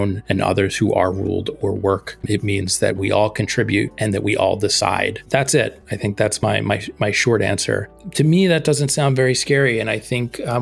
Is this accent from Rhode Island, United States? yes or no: no; outside of Philadelphia, Pennsylvania, United States; I grew outside of Philadelphia, and there was not a lot of socialism talk where I grew up either